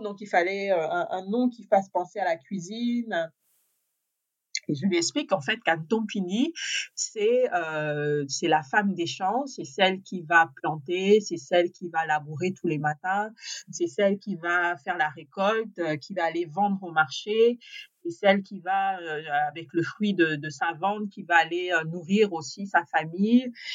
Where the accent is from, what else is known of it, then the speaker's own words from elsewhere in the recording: Gabon; moved away; also born or lived in France; je suis née en France pendant que mes parents étaient étudiants. Et euh, en fait, ils ont attendu ma naissance, qu'ils étaient en fin d'études, pour pouvoir rentrer définitivement au Gabon. Donc j'ai grandi euh, complètement au Gabon